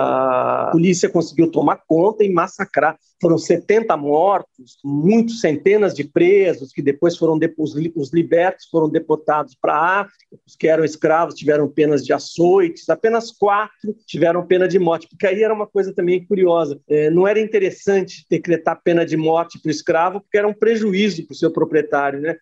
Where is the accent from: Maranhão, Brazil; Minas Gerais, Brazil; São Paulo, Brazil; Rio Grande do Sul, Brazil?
São Paulo, Brazil; Não, não sou baiano, eu sou paulistano